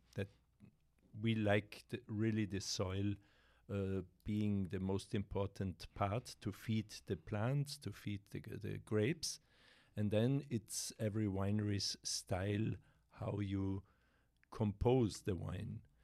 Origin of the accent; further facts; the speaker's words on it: Carinthia, Austria; English is a second language; now in South Tyrol, Italy; I grew up in Carinthia